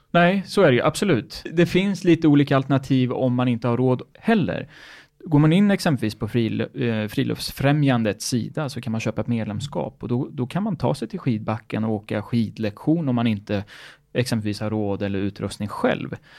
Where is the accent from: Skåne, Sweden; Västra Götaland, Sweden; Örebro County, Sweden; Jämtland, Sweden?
Örebro County, Sweden; Örebro; moved away; när jag gick i skolan så var vi iväg. Då, jag kom ju från Örebro.